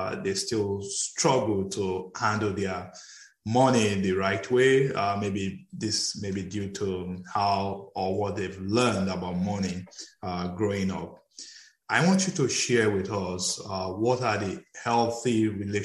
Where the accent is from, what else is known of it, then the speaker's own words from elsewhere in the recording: Nigeria; I'm from Nigeria